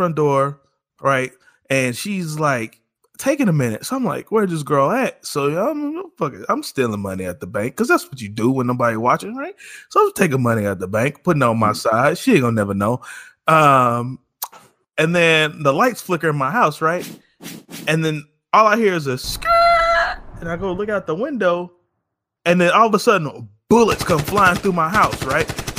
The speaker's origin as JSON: {"language": "English", "town": "Kansas City", "region": "Missouri", "country": "United States", "said": "I'm from Kansas City"}